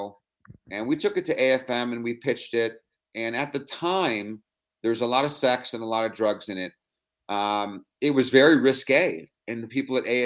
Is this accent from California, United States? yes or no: yes; San Francisco, California, United States; born or raised there